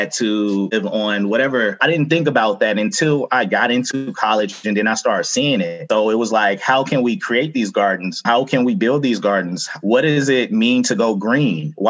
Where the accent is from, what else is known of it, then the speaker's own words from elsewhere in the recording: Atlanta, Georgia, United States; also born or lived in Upson County, Georgia; I grew up in Atlanta, Georgia